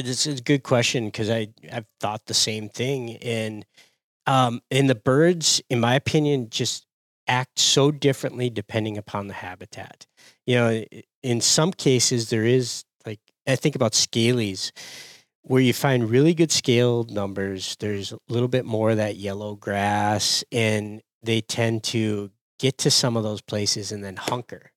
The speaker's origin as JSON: {"language": "English", "region": "Upper Peninsula of Michigan", "country": "United States", "tie": "born or raised there", "said": "as a kid growing up in the Upper Peninsula of Michigan"}